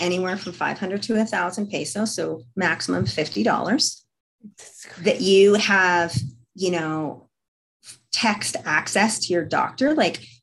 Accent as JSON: {"language": "English", "country": "Canada", "said": "as I'm Canadian"}